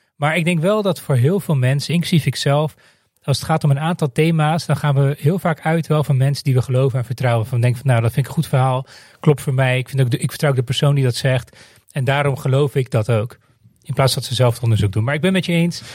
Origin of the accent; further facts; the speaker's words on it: Netherlands; ik ben opgegroeid in Nederland